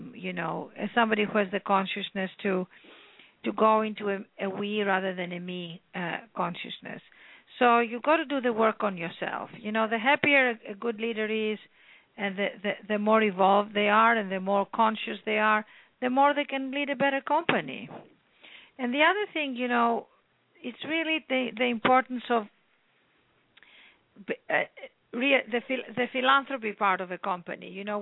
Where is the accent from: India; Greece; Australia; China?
Greece; Athens, Attica; moved away as an adult; also born or lived in London; I came from Athens, Greece, born and raised there by an incredible mother and father